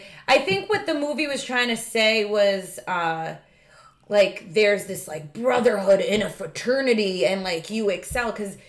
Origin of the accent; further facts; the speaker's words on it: Long Island, New York, United States; I grew up on Long Island.